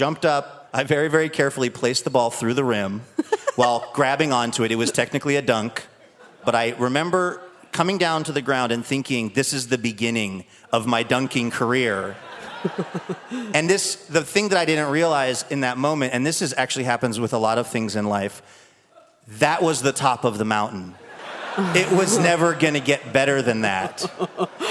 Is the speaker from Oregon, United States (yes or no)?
no; Seattle, Washington, United States; I grew up here in Seattle during the Sean Kemp era